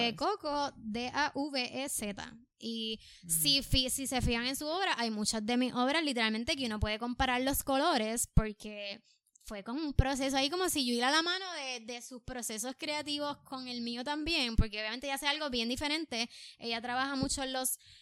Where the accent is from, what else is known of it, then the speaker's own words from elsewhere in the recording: Puerto Rico; es mi primera vez en Nueva York, soy de Puerto Rico